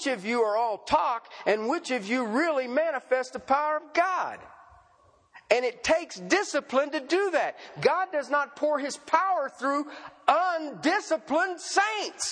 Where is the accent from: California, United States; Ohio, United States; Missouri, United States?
Ohio, United States; moved away; where I grew up at in Ohio